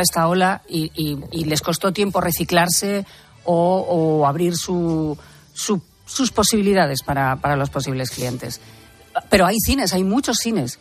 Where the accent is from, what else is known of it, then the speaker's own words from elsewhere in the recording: Albacete, Castilla-La Mancha, Spain; now in Madrid, Spain; yo, por ejemplo, soy de Albacete